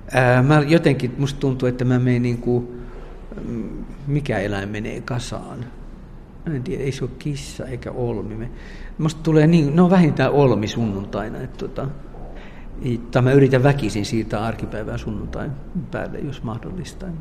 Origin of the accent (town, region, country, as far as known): Finland; now in France